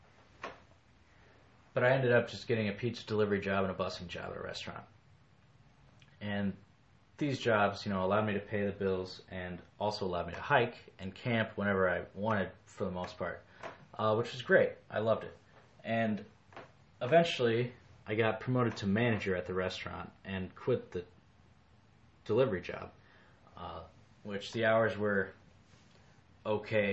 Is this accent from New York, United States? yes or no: no; Davenport, Iowa, United States; moved away as an adult; also born or lived in Colorado; I was born in 1988 in Davenport, Iowa. I grew up loving the outdoors